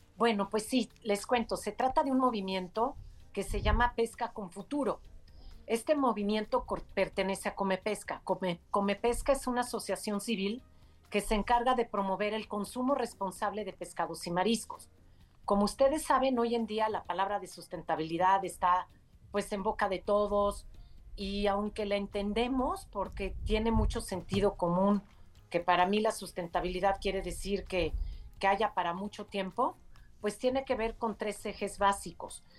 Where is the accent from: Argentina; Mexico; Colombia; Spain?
Mexico; yo la única mexicana ahí